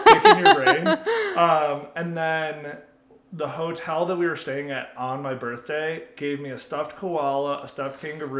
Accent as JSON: {"language": "English", "town": "Utica", "region": "New York", "country": "United States", "tie": "born or raised there", "said": "I grew up in the very middle of New York in Utica, New York, which was like 4 hours from New York City."}